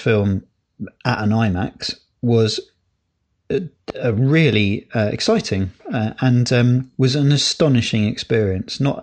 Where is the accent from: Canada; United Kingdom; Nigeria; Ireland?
United Kingdom; England; we were taught about world history as English kids